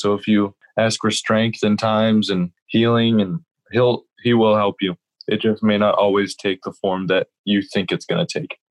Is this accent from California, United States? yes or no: yes; Encinitas, California, United States; also born or lived in Grand Rapids, Michigan; I am from Encinitas, California. I actually grew up in this church